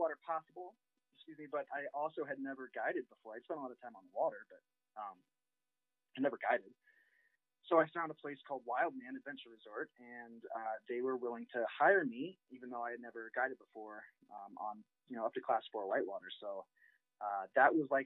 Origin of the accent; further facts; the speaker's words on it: Rochester, Illinois, United States; moved away as an adult; also born or lived in Quincy, Illinois / Wisconsin / Montana; I grew up in Central Illinois in Rochester